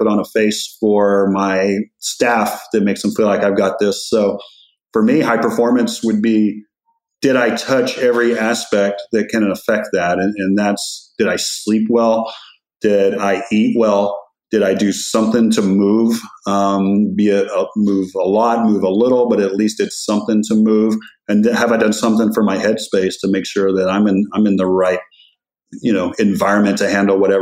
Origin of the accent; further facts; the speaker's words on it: West Texas, United States; I grew up in West Texas